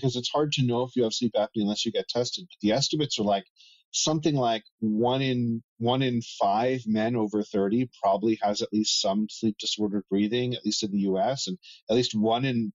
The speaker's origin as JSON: {"language": "English", "region": "Northeast", "country": "United States", "tie": "born or raised there", "moved": "yes", "lives_now": "Arizona, United States", "said": "I come from the Northeast where me growing up, I remember times when it was too cold at night"}